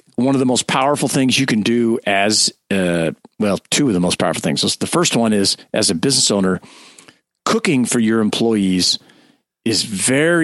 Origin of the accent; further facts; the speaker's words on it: California, United States; I'm from California